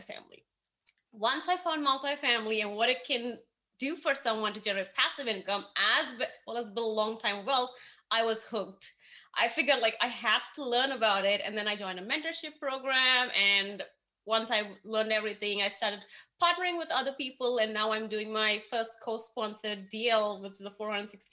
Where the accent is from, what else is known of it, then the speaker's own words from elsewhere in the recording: India; moved away as an adult; now in Austin, United States; I grew up in India